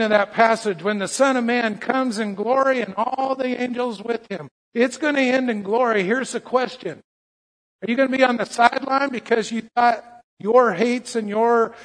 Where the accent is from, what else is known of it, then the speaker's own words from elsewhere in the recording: United States; I'm an American Christian